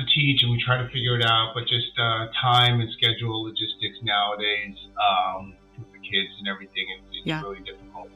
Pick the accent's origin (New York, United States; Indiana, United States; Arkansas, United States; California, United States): California, United States; Southern; growing up in Southern California as Asian Americans